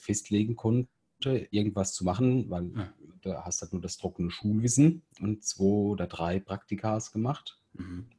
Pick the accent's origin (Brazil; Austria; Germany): Germany; bei uns ist ja halt so in Deutschland